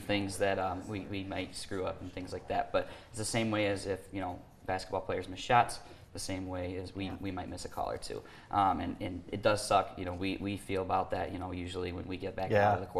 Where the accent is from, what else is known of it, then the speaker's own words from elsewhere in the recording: Jackson, United States; place that I grew up with in Jackson